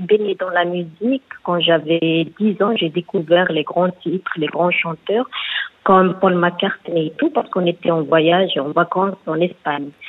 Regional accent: Algiers, Algiers Province, Algeria; Je suis d'Algérie, Alger, la capitale

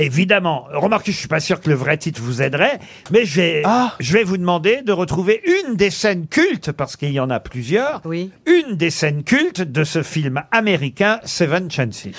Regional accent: Normandy, France; en tant que Normand

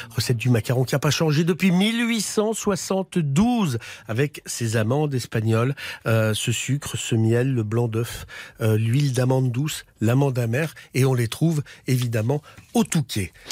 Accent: Belgium; Hein, c'est comme ça qu'on dit chez nous en Belgique

